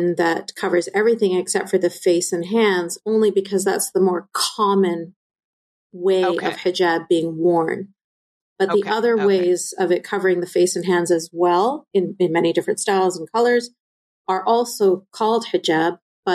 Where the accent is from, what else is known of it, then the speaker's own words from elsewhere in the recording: Canada; I was born and raised in Canada, I lived in a bubble separate from everybody else